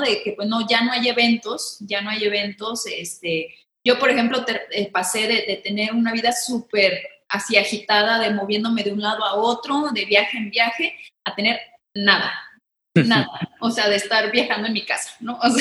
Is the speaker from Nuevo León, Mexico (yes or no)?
no; Guadalajara, Jalisco, Mexico; accent: tapatío; soy mitad brasileña porque mi papá es brasileño, pero soy bien tapatía